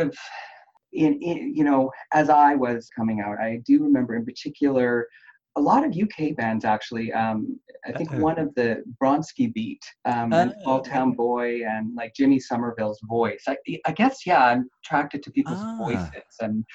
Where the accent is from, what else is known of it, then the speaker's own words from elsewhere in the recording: Halifax, Nova Scotia, Canada; also born or lived in Vancouver, British Columbia; now in Saskatchewan, Canada; I grew up in Halifax, so that would be on the East Coast.